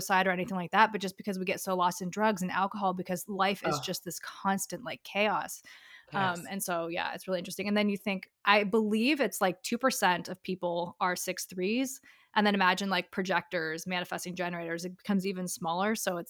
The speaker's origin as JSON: {"language": "English", "region": "Dubai", "country": "United Arab Emirates", "tie": "born or raised there", "also_born_or_lived": "Europe", "said": "So yeah, and I grew up overseas. So I grew up in Dubai. I was there for 13 years. I lived a few places in Europe"}